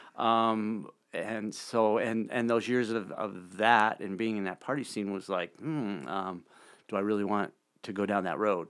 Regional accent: Bozeman, Montana, United States; also born or lived in Red Lodge; now in Billings, United States; I grew up in Bozeman.

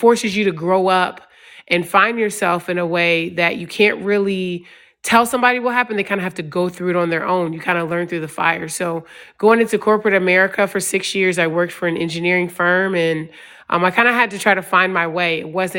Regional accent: DeSoto, Texas, United States; also born or lived in Richmond, Virginia; I grew up military. My dad was in the Army for 22 years, so we moved a lot. So I moved from DeSoto, Texas to Richmond, Virginia, right before I started my freshman year of high school.

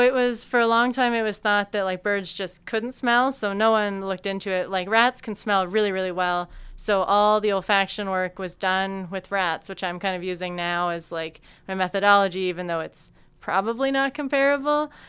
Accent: Peterborough, Ontario, Canada; moved away as an adult; now in London, Canada; I grew up in Peterborough

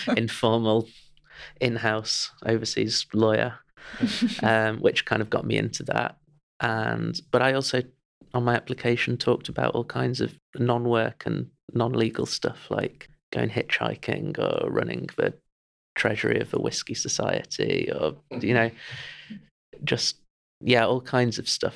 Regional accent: Chesterfield, East Midlands, United Kingdom; I'm from Chesterfield

